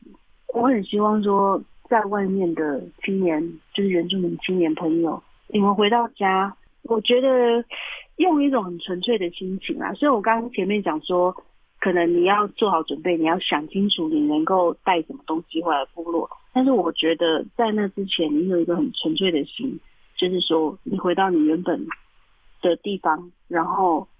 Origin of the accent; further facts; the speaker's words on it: Huanshan tribal village, Heping District, Taichung, Taiwan; moved away; 对故乡，就是对自己的部落，就有非常非常深的感情。